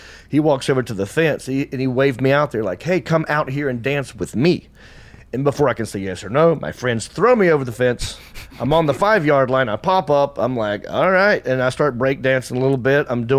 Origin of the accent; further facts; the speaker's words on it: Hickory, North Carolina, United States; moved away as an adult; also born or lived in Los Angeles; I get recognized a lot in Hickory, in my hometown.